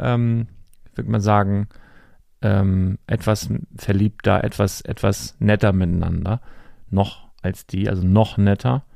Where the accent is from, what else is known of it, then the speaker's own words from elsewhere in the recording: Northern Germany, Germany; als Norddeutscher